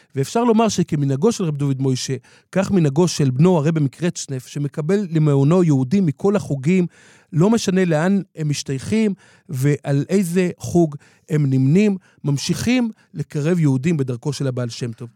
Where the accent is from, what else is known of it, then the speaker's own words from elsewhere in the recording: Jerusalem, Jerusalem District, Israel; בירושלים, כשהיינו ילדים, רחוב בר אילן